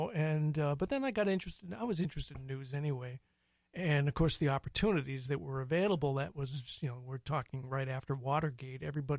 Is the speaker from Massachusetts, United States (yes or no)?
yes; a little bit outside of Boston, Massachusetts, United States; moved away as an adult; also born or lived in New York; now in Minnesota, United States; I'm from Massachusetts.